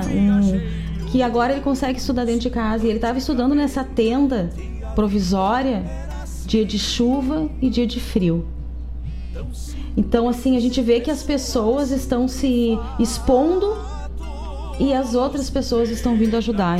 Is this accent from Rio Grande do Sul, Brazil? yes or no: yes; Gaúcho, Rio Grande do Sul, Brazil; a gente é gaúcho